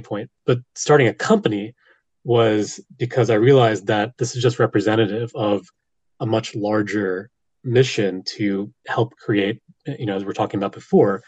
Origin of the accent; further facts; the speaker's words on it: United States; I'm an American. I don't really speak other languages.